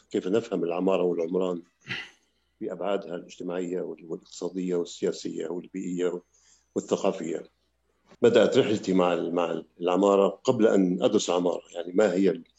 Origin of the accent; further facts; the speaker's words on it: Damascus, Damascus Governorate, Syria; also born or lived in Palestine; هذا ما سمنا في دمشق في في مدينة دمشق عندما هاجرنا من فلسطين سنة 48